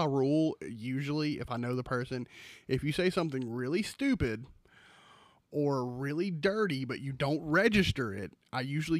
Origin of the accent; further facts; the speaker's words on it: Georgia, United States; We're from Georgia.